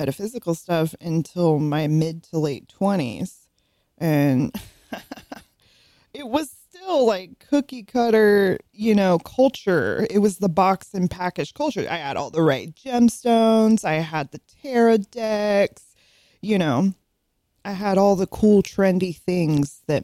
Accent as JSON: {"language": "English", "region": "California", "country": "United States", "tie": "born or raised there", "moved": "yes", "said": "I grew up out in California"}